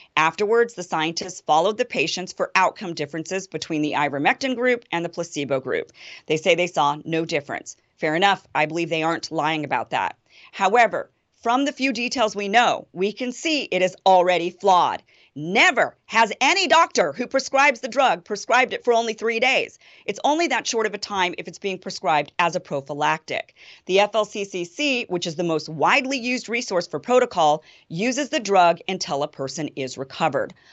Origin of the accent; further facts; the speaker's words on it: Idaho, United States; my home state of Idaho